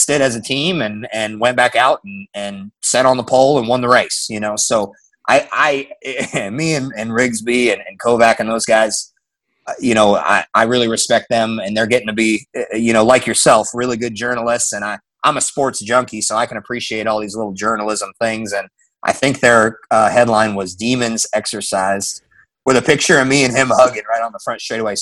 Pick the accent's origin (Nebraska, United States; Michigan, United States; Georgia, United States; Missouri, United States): Nebraska, United States; Omaha; moved away; I grew up in Omaha, Nebraska.